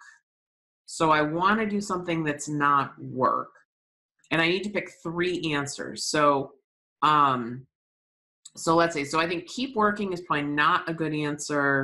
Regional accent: New England, United States; I'm from New England

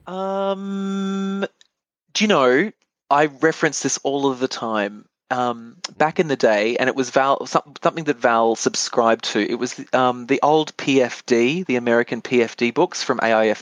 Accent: Bundaberg, Queensland, Australia; moved away as an adult; also born or lived in Brisbane / Japan; I come from Queensland and everything is subtropical, and I grew up with heliconias and anthuriums

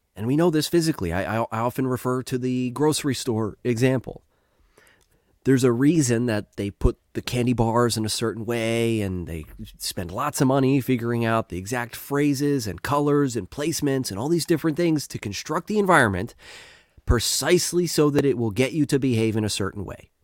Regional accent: United States; I'm an American

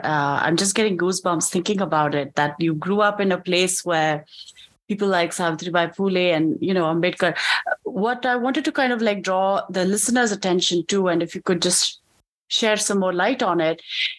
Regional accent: India; I grew up in India too.

